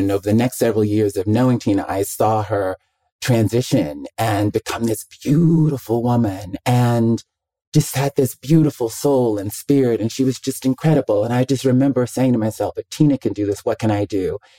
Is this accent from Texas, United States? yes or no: no; Mobile, Alabama, United States; also born or lived in Birmingham, Alabama; I'm from Mobile, Alabama, the deep South